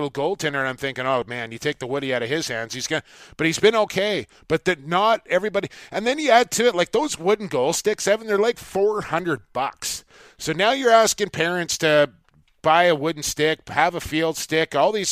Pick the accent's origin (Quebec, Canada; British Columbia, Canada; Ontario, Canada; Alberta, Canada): British Columbia, Canada; Coquitlam; my hometown of Coquitlam, British Columbia